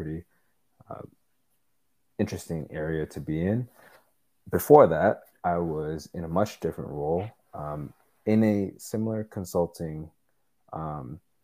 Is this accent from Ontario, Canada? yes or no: yes; Toronto, Ontario, Canada; I'm still living here in Toronto, where I was born and raised